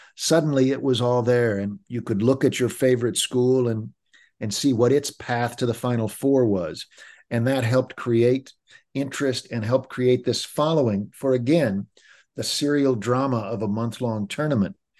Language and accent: English; Kansas City, United States; When I was growing up in Kansas City in the mid seventies